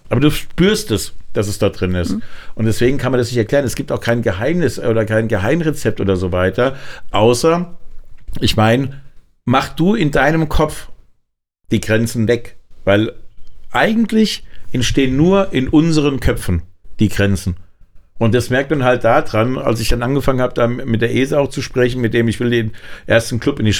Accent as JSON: {"language": "German", "town": "Frankfurt", "region": "Hesse", "country": "Germany", "said": "aber ich als Frankfurter"}